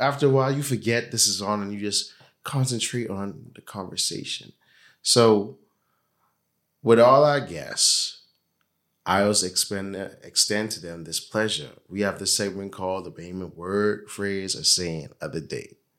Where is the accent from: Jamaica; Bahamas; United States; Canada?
Bahamas; growing up in the Bahamas, in the Caribbean